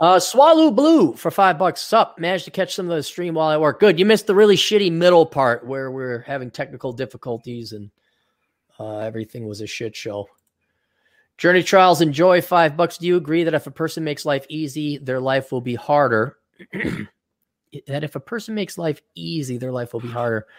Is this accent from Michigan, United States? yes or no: no; Wisconsin, United States; now in Minnesota, United States; I was born here, but I am not a good Minnesotan, and I'm never gonna be called a Minnesotan. I was brought up in Wisconsin, which isn't that much better